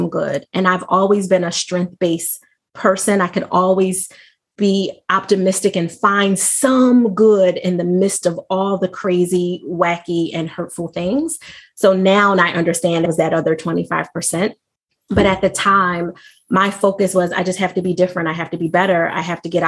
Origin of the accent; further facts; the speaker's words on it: Philadelphia, Pennsylvania, United States; from birth through 12, I lived in Mount Airy. I think you're familiar with that area, right outside of Chestnut Hill, West Oak Lane. And then I moved to South Philly